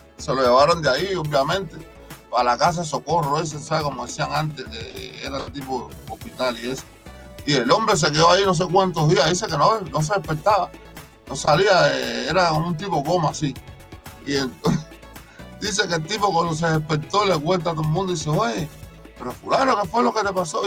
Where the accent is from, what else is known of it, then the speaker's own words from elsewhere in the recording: Cuba; como decimos cubanos